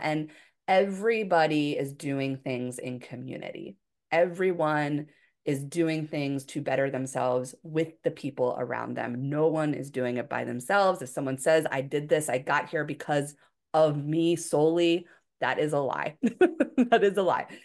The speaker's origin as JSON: {"language": "English", "town": "Philadelphia", "region": "Pennsylvania", "country": "United States", "also_born_or_lived": "Hawaii", "moved": "as an adult", "said": "I was from Philadelphia area, you know, in the Northeast of the United States, very different than Hawaii"}